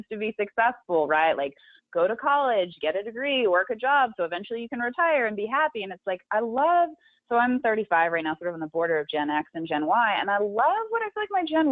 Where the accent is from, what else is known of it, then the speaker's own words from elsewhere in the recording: Big Sur, California, United States; growing up in Big